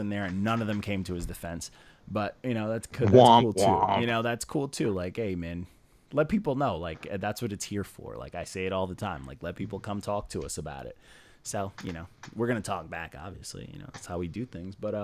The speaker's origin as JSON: {"language": "English", "town": "Elmont", "region": "New York", "country": "United States", "tie": "born or raised there", "also_born_or_lived": "Queens, New York", "said": "I'm from Long Island. I grew up in Elmont and Queens"}